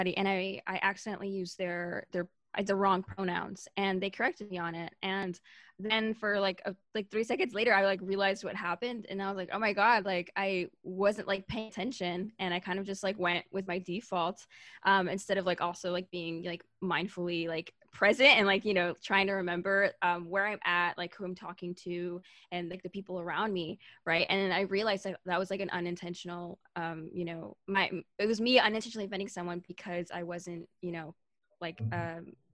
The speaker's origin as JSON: {"language": "English", "town": "Miami", "region": "Florida", "country": "United States", "tie": "born or raised there", "moved": "yes", "said": "I grew up in Miami, I went to a predominantly Latino college"}